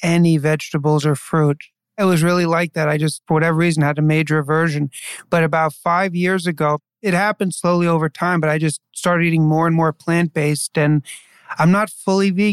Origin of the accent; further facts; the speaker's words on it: New York City, New York, United States; I grew up in New York City